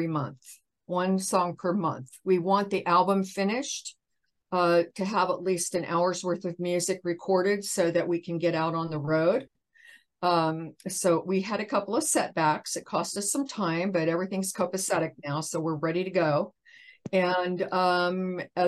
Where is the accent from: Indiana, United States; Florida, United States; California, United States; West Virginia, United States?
Indiana, United States; now in Los Angeles, United States; I'm from Indiana